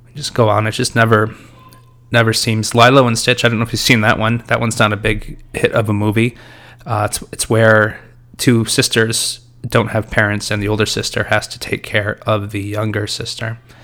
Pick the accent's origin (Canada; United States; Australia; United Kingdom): United States; being an American